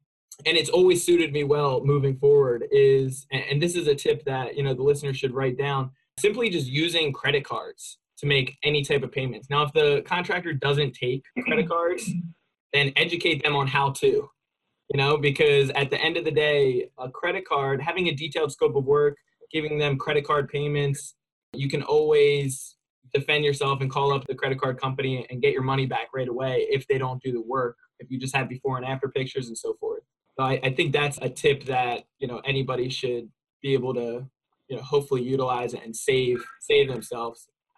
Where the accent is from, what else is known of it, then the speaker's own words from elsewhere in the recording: California, United States; And then thinking that I'm from California, so I probably have a bunch of money.